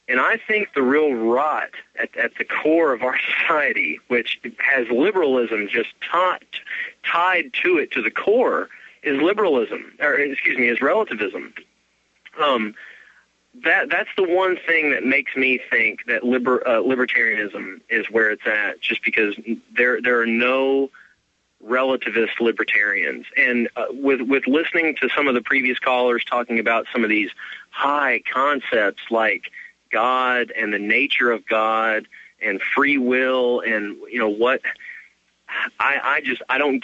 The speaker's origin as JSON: {"language": "English", "region": "Kentucky", "country": "United States", "said": "I'm from Kentucky"}